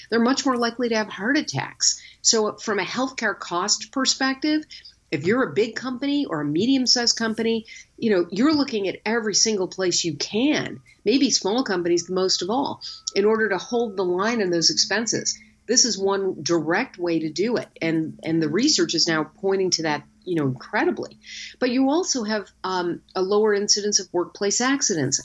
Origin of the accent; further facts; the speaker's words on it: Chicago, Illinois, United States; my hometown of Chicago